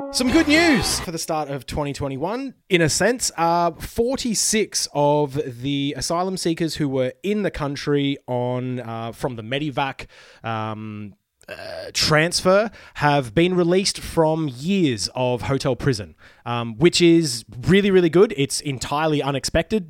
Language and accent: English; Queensland, Australia; moved away as an adult; now in Melbourne, Australia; I am secretly a Queenslander. I moved out of there, you know, early twenties to come to Melbourne